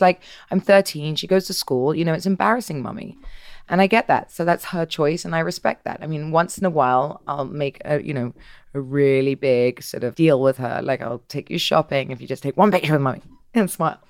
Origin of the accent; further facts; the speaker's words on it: England, United Kingdom; I'm English